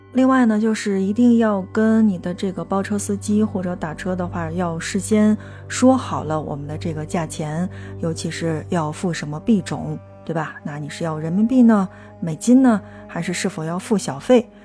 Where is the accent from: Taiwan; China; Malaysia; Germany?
China; 我们中国人的这个肚子